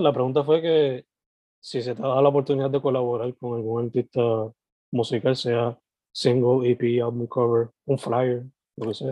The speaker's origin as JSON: {"language": "Spanish", "town": "Vega Baja", "country": "Puerto Rico", "said": "no solamente de boricua, pero de cabajeño"}